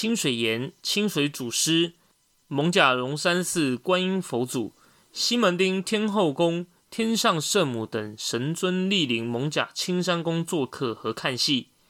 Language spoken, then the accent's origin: Chinese; Taipei, Taiwan; 从小住在万华